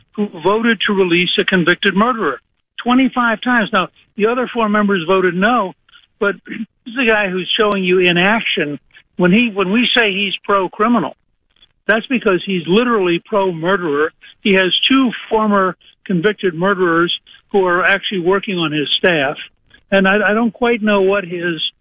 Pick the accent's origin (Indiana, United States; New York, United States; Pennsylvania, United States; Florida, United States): Pennsylvania, United States; Harrisburg; moved away; I was born in Harrisburg.